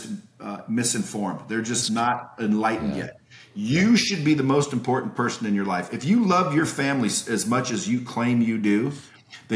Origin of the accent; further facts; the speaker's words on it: United States; I'm American.